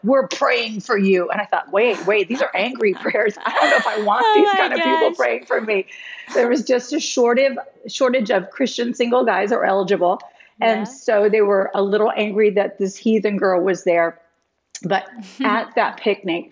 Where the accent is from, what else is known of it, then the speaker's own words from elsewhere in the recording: West Lafayette, Indiana, United States; moved away; also born or lived in Tucson, Arizona; West Lafayette, Indiana, which was my hometown at the time